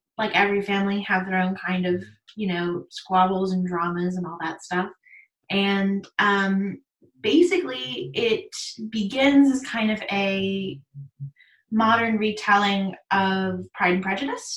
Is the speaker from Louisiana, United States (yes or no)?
yes; New Orleans, Louisiana, United States; I grew up in New Orleans